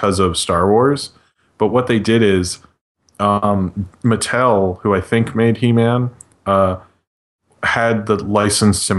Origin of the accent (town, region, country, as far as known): Baltimore, Maryland, United States; moved away